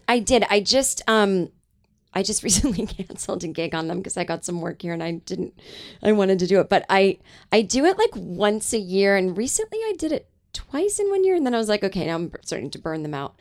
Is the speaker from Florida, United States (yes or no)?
no; Boston suburbs, Massachusetts, United States; I grew up in Boston, like, uh, or in the suburbs of Massachusetts